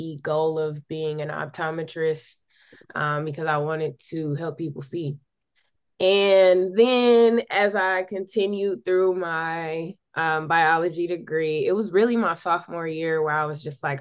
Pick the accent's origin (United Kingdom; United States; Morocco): United States; Milwaukee, Wisconsin; I am born and raised in Milwaukee